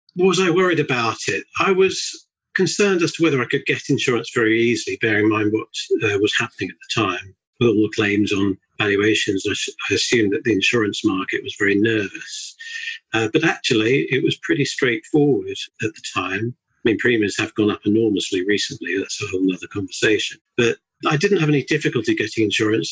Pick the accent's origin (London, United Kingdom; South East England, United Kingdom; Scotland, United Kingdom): South East England, United Kingdom; Surrey; also born or lived in Bedford; moved back down to South, which is where I'm from. My wife's actually a scout, so when I say I'm from Surrey